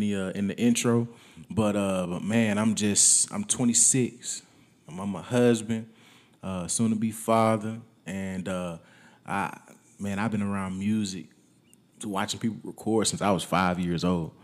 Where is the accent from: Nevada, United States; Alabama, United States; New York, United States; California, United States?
Alabama, United States; Wetumpka; moved away as an adult; also born or lived in Tennessee; now in San Antonio, United States; I was born in Tennessee, but I moved to Wetumpka when I was less than a year old